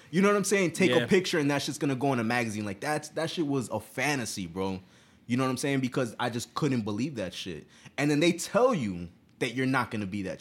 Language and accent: English; United States; I'm American born